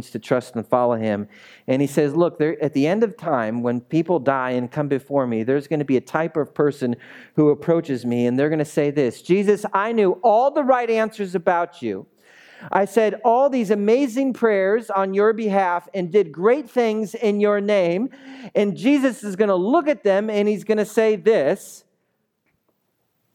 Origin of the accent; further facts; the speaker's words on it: United States; also born or lived in Central Coast of California; Our strategy as American Christians, especially on the Central Coast of California